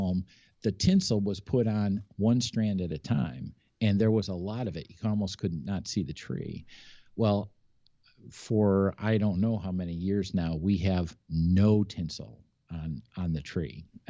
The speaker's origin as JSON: {"language": "English", "town": "Buffalo", "region": "New York", "country": "United States", "tie": "born or raised there", "said": "I was born and raised in Buffalo. And so we had a ton of family in Buffalo."}